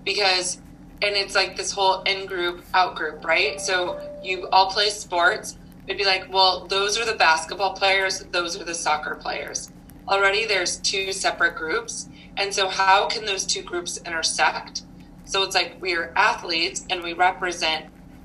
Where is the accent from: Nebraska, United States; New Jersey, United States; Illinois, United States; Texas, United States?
Nebraska, United States; moved away as an adult; I'm originally from Nebraska, so I moved around quite a bit after college